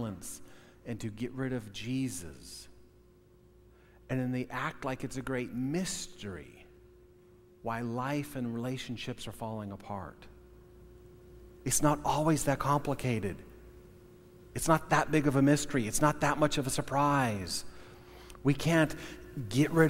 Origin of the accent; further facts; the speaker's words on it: United States; probably 80% at least Norwegian, white parents, born and raised in America